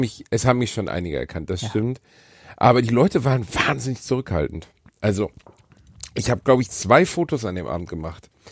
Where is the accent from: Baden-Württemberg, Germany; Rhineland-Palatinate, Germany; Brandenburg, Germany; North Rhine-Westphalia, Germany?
North Rhine-Westphalia, Germany; Gelsenkirchen; ich bin in Gelsenkirchen-Rotthausen geboren